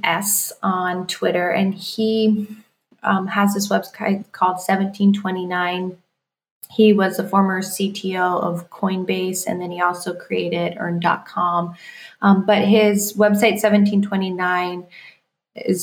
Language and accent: English; Iowa, United States; moved away; I grew up in Iowa